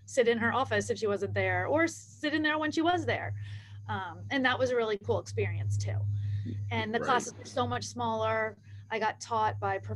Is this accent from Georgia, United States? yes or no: yes; Atlanta, Georgia, United States; moved away as an adult; also born or lived in Syracuse; Growing up in Atlanta, there, my senior year was the first time there were any girls lacrosse teams